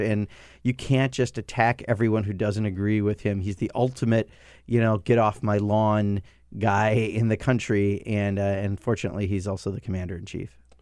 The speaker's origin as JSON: {"language": "English", "region": "Wisconsin", "country": "United States", "tie": "born or raised there", "said": "This is a deindustrialized part of Wisconsin. My hometown, fourteen thousand people used to make cars."}